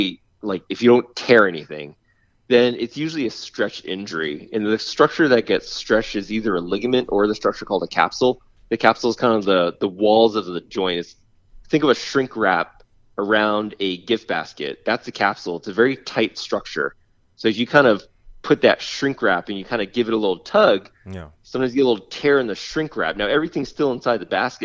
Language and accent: English; New England, United States; now in California, United States; I grew up in New England where we played on muddy grass